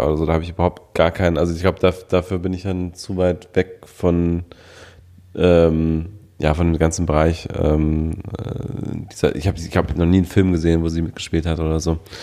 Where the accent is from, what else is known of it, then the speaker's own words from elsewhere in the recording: Düsseldorf, North Rhine-Westphalia, Germany; in meiner Heimatstadt Düsseldorf